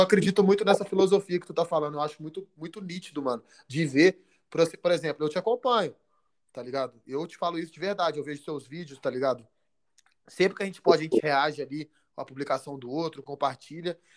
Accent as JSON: {"language": "Portuguese", "town": "Belo Horizonte", "region": "Minas Gerais", "country": "Brazil", "tie": "born or raised there", "said": "eu sou de BH, natural de BH"}